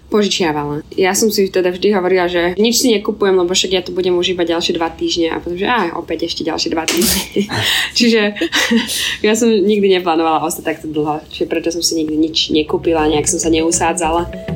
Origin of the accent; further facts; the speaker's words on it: Slovakia; also born or lived in Indonesia; u nás doma na Slovensku